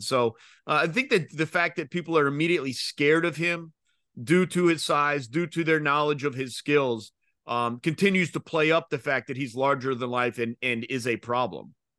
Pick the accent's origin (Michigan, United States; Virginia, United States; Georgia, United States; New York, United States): Georgia, United States; I'm from Georgia